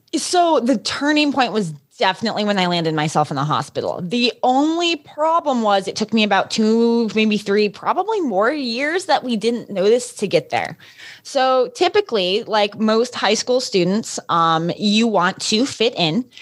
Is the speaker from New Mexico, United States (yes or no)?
yes; Los Alamos, New Mexico, United States; I grew up in Los Alamos, New Mexico